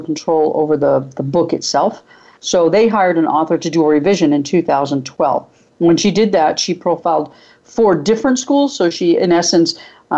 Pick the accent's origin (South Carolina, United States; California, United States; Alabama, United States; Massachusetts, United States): Massachusetts, United States; New Bedford; I grew up in New Bedford, Massachusetts, which is just before you get to the Cape